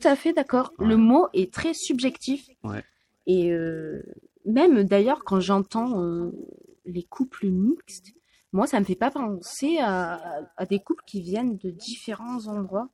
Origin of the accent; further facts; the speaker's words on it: France; je suis française